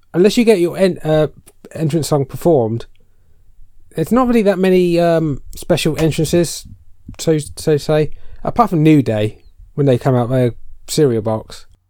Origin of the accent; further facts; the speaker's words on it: United Kingdom; we're British